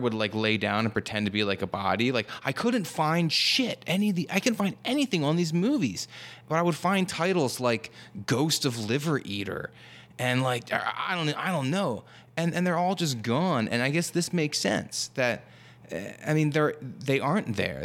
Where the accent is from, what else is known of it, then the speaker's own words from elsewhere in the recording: New Jersey, United States; I'm, I'm from New Jersey. It's a regional dialect